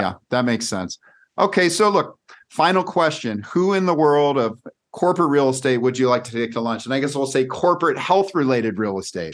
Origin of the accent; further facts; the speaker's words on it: California, United States; now in Scottsdale, United States; I grew up in California